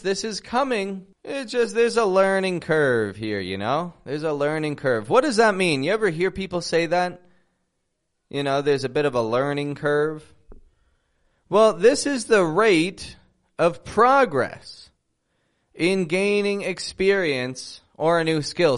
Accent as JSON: {"language": "English", "town": "Toronto", "region": "Ontario", "country": "Canada", "moved": "yes", "lives_now": "Mexico", "said": "I'm from Toronto, Canada, living in Mexico"}